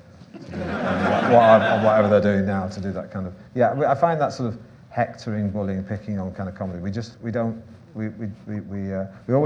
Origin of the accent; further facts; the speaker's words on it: Manchester, North West England, United Kingdom; I'm from Manchester